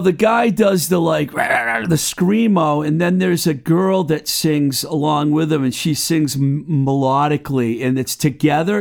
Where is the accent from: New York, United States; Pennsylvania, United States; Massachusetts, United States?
Massachusetts, United States; Webster; also born or lived in Somerville, Massachusetts; the Book Lovers Gourmet in my hometown of Webster.